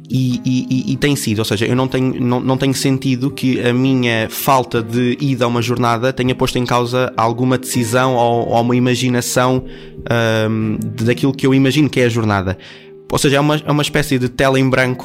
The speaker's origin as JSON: {"language": "Portuguese", "town": "Torres Vedras", "region": "Lisbon", "country": "Portugal", "said": "eu sou de, de Torres Vedras, uma terra a 50 km de Lisboa"}